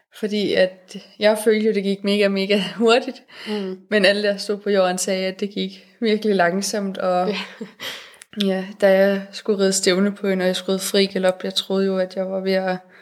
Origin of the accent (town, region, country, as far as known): Denmark